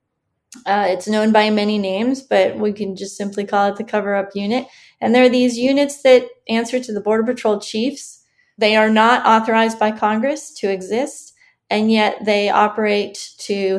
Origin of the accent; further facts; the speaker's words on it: Mexico; now in United States; I was born in Mexico